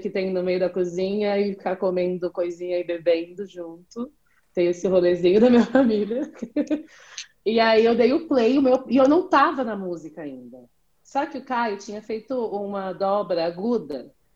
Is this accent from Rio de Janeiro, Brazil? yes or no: no; Jacareí, São Paulo, Brazil; eu sou de Jacareí